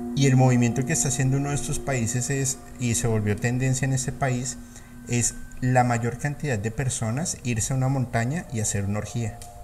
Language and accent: Spanish; Colombia; soy colombiano